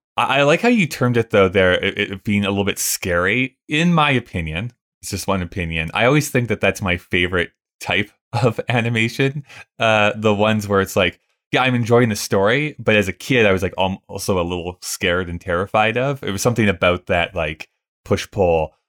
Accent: Canada; we grew up in Canada

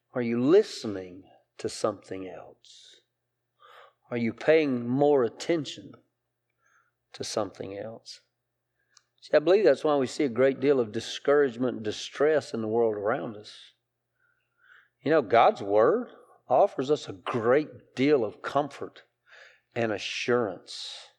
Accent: Greenwood, South Carolina, United States; I'm from Greenwood, right? I, I, I, I, I grew up in a textile mill town

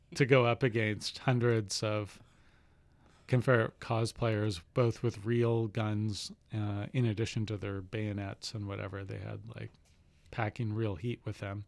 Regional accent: Saskatchewan, Canada; moved away; I'm from Saskatchewan

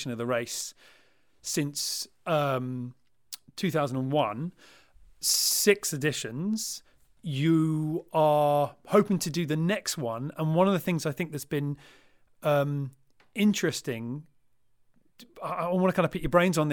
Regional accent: United Kingdom; as a British sailor

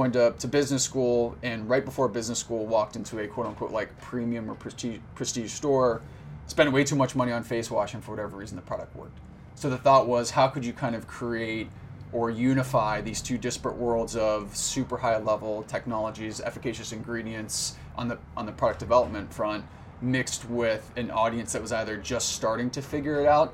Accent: Cincinnati, Ohio, United States; moved away as an adult; now in New York, United States; originally from Cincinnati

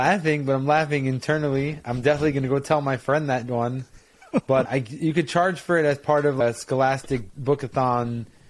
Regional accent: New York City, New York, United States; moved away as an adult; now in New Jersey, United States; Thanks for the introduction. I'm from Brooklyn, New York, currently by way of New Jersey

